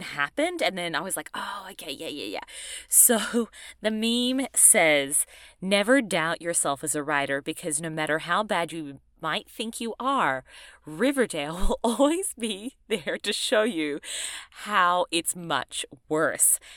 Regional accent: Australia; I'm from Australia

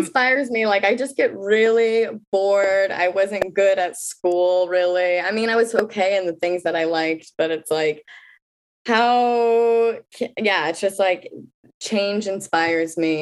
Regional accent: Kansas City, Missouri, United States; moved away as an adult; now in Brooklyn, United States; I'm in Brooklyn right now. I'm from Kansas City, Missouri

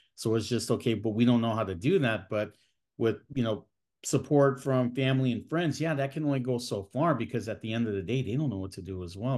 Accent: San Bernardino, California, United States; also born or lived in Fresno, California; I was born and raised in the Inland Empire, uh, here in Southern California. I was born in, uh, San Bernardino

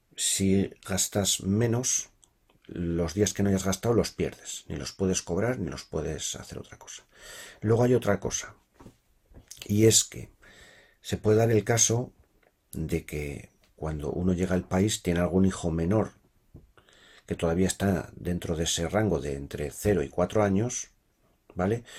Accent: Spain; moved away as an adult; now in Sweden

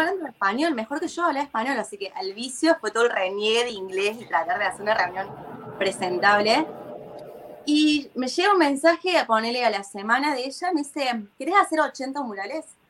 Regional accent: Córdoba, Argentina; moved away as an adult; now in Tel Aviv, Israel; yo vengo de Córdoba encima, ni siquiera de Buenos Aires. Entonces, en Córdoba la gente somos muy, muy amenos

